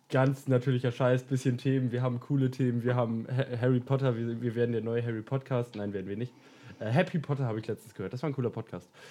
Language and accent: German; Lower Saxony, Germany; Ich komme aus dem wunderschönen Deutschland, bin hier geboren, bin hier aufgewachsen